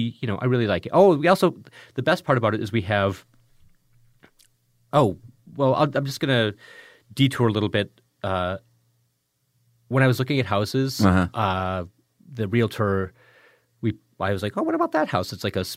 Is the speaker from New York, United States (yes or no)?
no; Richland Center, Wisconsin, United States; also born or lived in Chicago; When I was growing up, I was born in Chicago, mm-hmm. and we moved when I was 3 years old. We moved from Chicago to a small town in southwest Wisconsin called Richland Center.